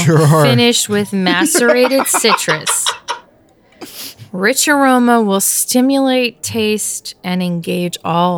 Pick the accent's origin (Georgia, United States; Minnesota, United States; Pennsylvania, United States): Pennsylvania, United States; moved away; No, I'm saying that I'm from Pennsylvania